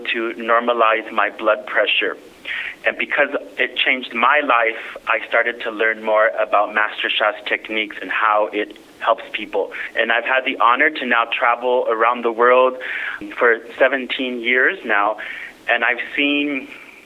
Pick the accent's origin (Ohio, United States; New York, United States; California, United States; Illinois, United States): California, United States; first language English; I'm from California originally, so English is my first language